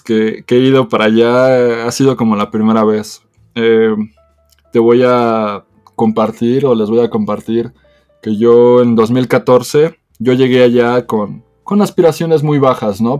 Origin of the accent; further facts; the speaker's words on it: Mexico; soy el representante de México